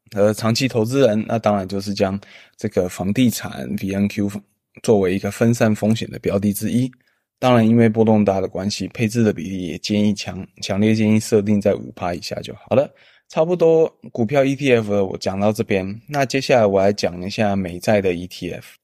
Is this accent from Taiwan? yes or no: yes; Taiwan; 我们台湾人